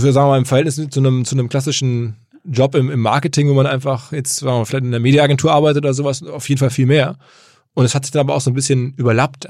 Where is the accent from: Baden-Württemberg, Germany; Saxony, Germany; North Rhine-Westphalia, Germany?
North Rhine-Westphalia, Germany; Essen; ich komme aus Essen